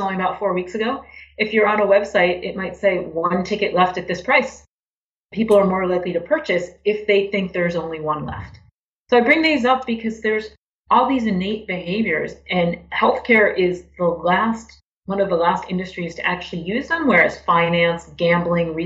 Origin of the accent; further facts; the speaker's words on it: Boston, Massachusetts, United States; moved away as an adult; also born or lived in Miami, Florida; now in Connecticut, United States; I grew up in Boston